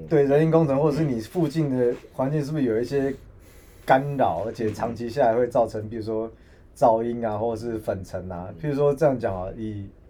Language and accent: Chinese; Taiwan; 我们我们台湾人